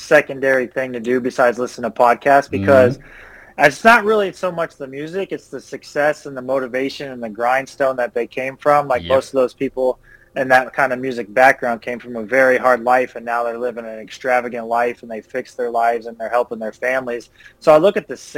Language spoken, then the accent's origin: English; Mansfield, Ohio, United States; moved away as an adult; I'm from the place called Mansfield, Ohio.